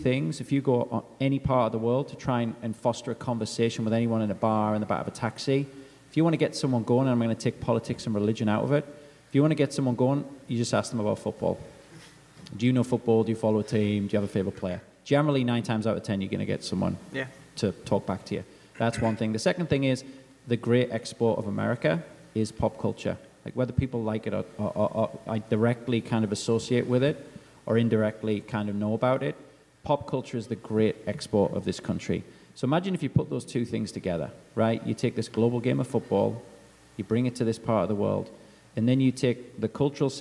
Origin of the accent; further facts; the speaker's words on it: England, United Kingdom; moved away; as an Englishman